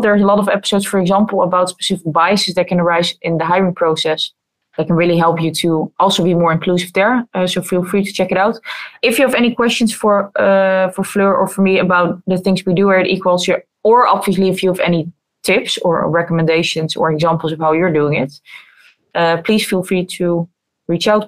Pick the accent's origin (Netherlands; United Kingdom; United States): Netherlands; I think I'm definitely privileged to have been born and raised in the Netherlands